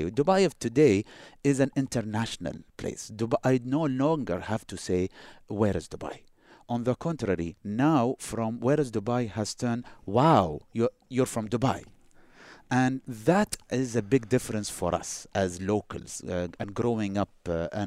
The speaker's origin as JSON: {"language": "English", "town": "Boston", "region": "Massachusetts", "country": "United States", "said": "whenever I went to New York to visit, and I tell them I'm from Boston, I experienced it firsthand."}